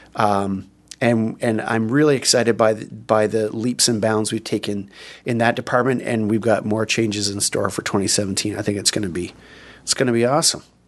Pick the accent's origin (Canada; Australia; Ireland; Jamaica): Canada; there are things in Canada, obviously, that we gather around